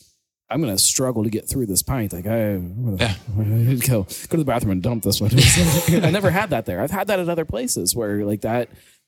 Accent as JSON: {"language": "English", "town": "Cincinnati", "region": "Ohio", "country": "United States", "also_born_or_lived": "West Virginia / Goshen, Ohio", "said": "I live in Fairfield. I mean, it's clearly not part of the city, but yet if you ask me where I'm from Cincinnati, like yeah. Part of Cincinnati."}